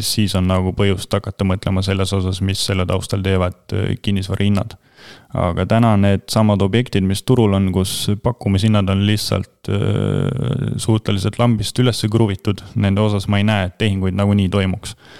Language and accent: Estonian; Rakvere, Lääne-Viru County, Estonia; ma olen väikelinnast ise pärit, Rakvere poiss